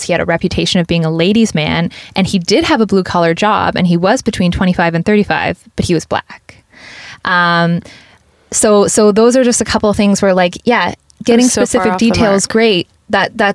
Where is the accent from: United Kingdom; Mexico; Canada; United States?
Canada; Woodstock, Ontario; my hometown of Woodstock, Ontario